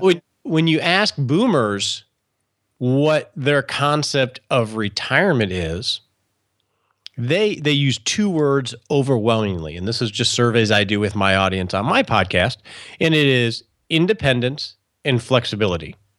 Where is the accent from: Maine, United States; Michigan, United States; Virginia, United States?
Michigan, United States; I grew up in Michigan